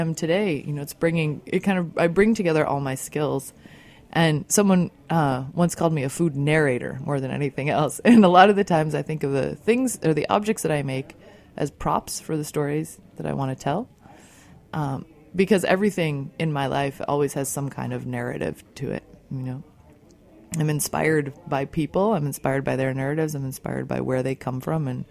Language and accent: English; outside of Chicago, Illinois, United States; I grew up outside of Chicago